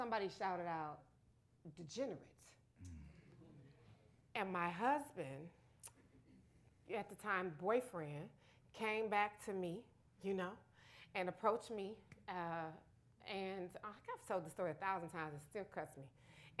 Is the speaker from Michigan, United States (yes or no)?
yes; Detroit, Michigan, United States; I was from Detroit